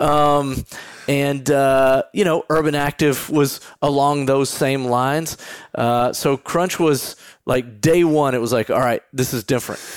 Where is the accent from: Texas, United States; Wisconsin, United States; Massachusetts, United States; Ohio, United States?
Texas, United States; moved away as an adult; also born or lived in New York; I'm the guy growing up in Texas